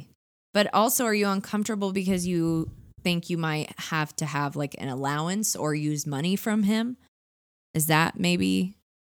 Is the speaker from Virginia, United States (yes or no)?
no; Orange County, California, United States; I live in California. I grew up in Orange County.